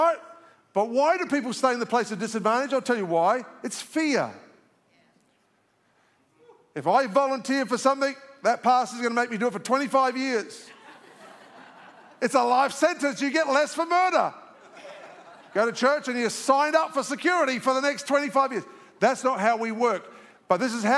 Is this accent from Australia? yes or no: yes; Australia; moved away as an adult; now in Alpharetta, United States; I'm an Aussie, so I just speak it straight